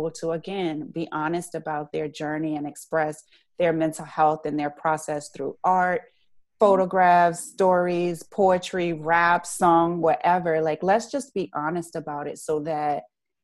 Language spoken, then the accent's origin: English; Richmond, Virginia, United States; I'm from Richmond